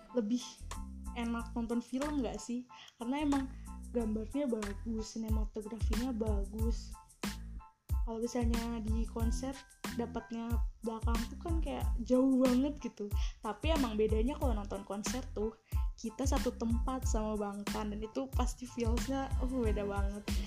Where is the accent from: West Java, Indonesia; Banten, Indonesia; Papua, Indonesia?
West Java, Indonesia; Bandung; aku asalnya Bandung